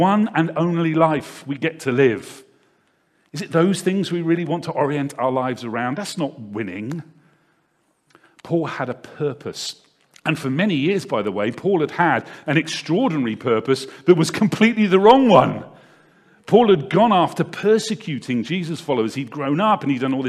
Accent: Devizes, South West England, United Kingdom; I grew up in a town not too far away from here called Devizes, which is probably about 40 minutes drive away.

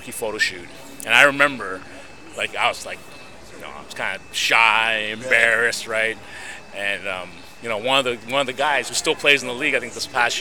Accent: Toronto, Ontario, Canada; being in Canada, because I'm from Toronto

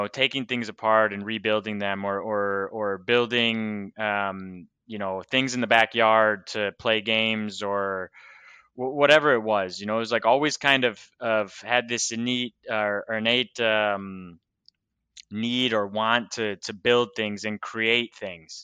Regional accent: Michigan, United States; moved away as an adult; also born or lived in Nashville, Tennessee; now in Portugal; growing up in Michigan, you know, was, like I said, Michigan is home for me

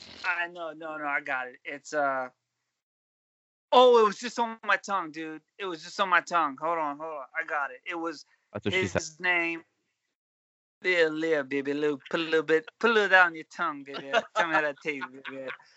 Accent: Pinehurst, North Carolina, United States; It's North Carolina. It's Pinehurst, North Carolina.

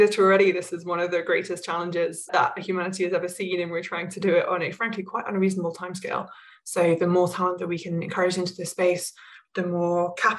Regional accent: England, United Kingdom; moved away as an adult; also born or lived in Rocky Mountains, Canada; now in Canada; I was born and raised in England and moved out to Canada, to the Rocky Mountains several years ago.

